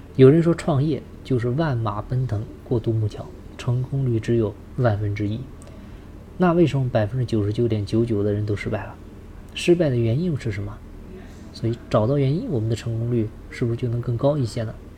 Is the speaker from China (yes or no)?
yes; China; 我们中国人做生意的